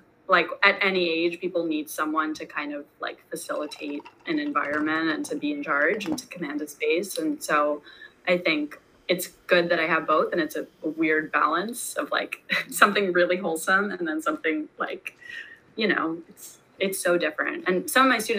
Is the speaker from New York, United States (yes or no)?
yes; Great Neck, New York, United States; now in New York City, United States; I grew up in Great Neck.